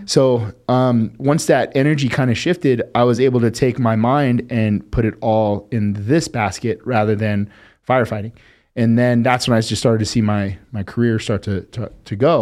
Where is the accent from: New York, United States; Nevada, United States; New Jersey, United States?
Nevada, United States; Las Vegas; we grew up fast in Vegas